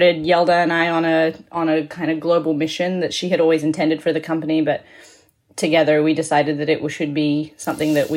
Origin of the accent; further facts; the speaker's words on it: Australia; moved away as an adult; also born or lived in Hong Kong / London, United Kingdom; now in New York, United States; I was born in Hong Kong. My mother's Indian, my father's English. I went to school in Australia and I lived there on and off for 2 decades.